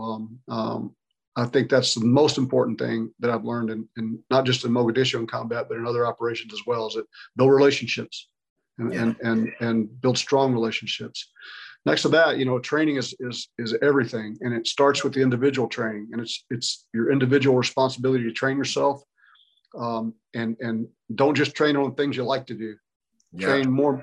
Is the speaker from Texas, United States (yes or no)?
yes; Brackettville, Texas, United States; moved away as an adult; I was a kid from West Texas, grew up in a little ranching community uh, near Del Rio, Texas. It was called Brackettville.